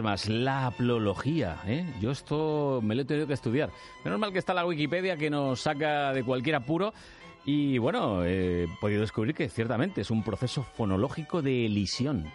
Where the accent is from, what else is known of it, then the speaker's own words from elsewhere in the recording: Andalusia, Spain; now in Madrid, Spain; Yo ya es que soy más madrileño que, que andaluz